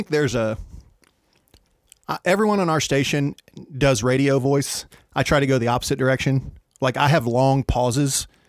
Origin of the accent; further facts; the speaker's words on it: Georgetown, Texas, United States; also born or lived in Pasadena, Texas; I grew up in Georgetown, Texas.